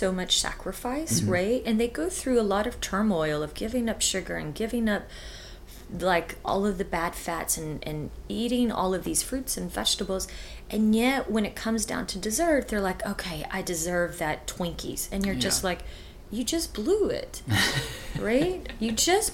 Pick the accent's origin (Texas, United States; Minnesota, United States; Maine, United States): Texas, United States; moved away; also born or lived in New York / Hawaii / Los Angeles; born and raised in Texas